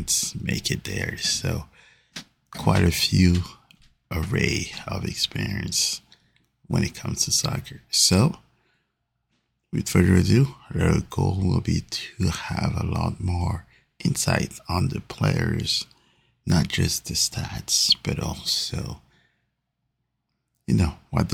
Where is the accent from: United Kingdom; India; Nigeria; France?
France; Paris, Île-de-France; now in St. Louis, United States; Big supporter of Paris Saint-Germain, which is my hometown team